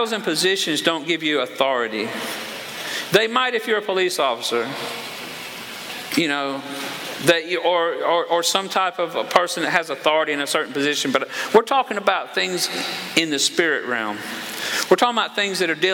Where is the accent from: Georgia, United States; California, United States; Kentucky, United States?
Georgia, United States; moved away; I'm from Georgia